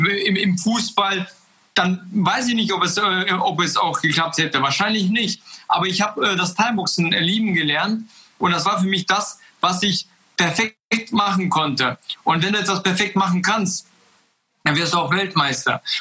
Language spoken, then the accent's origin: German; Kazakhstan; now in Germany; wir sind ja äh, 95 aus Kasachstan gekommen aus einem kleinen Dorf. Und dann kam ich nach Deutschland und habe ganz viele Möglichkeiten hier gesehen.